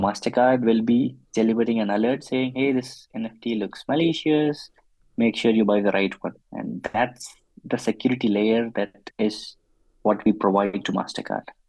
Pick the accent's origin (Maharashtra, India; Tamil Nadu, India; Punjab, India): Tamil Nadu, India; Chennai; moved away as an adult; now in Munich, Germany; I'm originally from Chennai in India, but then I moved to Munich, uh, Germany in 2013.